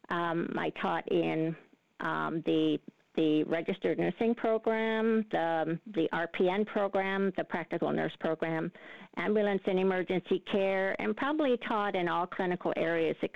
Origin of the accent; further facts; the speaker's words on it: Canada; also born or lived in Netherlands; Well, Peter, I was born in Holland and came to Canada as a, a six year old girl.